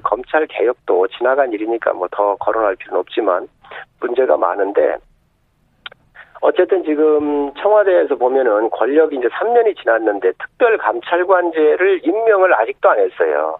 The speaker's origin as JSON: {"language": "Korean", "region": "South Chungcheong", "country": "South Korea", "tie": "born or raised there", "said": "서산 태안 출신"}